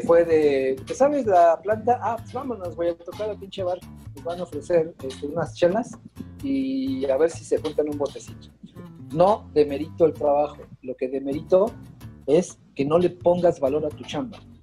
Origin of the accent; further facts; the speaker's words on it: Mexico; como mexicano estamos muy, muy mal acostumbrados